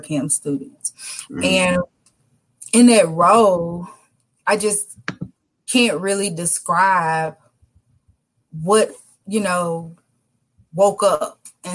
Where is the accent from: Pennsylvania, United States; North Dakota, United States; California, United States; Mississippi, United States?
Mississippi, United States; Jackson; Born and raised in Jackson, Mississippi